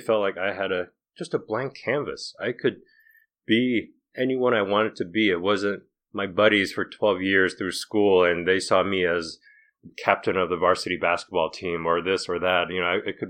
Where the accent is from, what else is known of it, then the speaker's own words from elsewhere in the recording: Taiwan; moved away as an adult; also born or lived in Boston, United States; now in United States; I was born in Boston, but at age six, my parents decided to move to Taiwan. So I spent 12 years in Taiwan in Asia, graduated from high school there, and then came to the U.S.